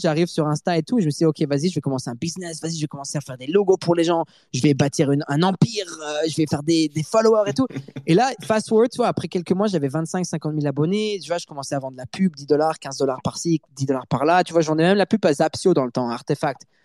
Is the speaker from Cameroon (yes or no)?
no; Montreal, Quebec, Canada; first language French; also born or lived in Paris, France; je suis né à Paris et j'ai habité à Paris jusqu'en 2003. Ensuite, ma famille a déménagé à Montréal, au Canada